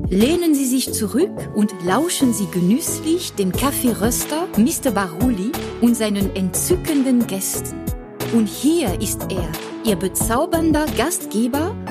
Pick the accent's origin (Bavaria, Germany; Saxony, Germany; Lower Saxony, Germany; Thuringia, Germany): Bavaria, Germany; Garching an der Alz; ich bin einer der Gründer von Löwy. Ich komme tatsächlich aus der Gegend, aus äh, Garching an der Alz.